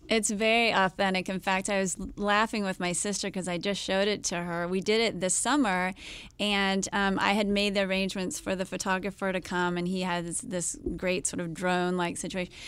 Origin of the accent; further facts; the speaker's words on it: United States; I'm American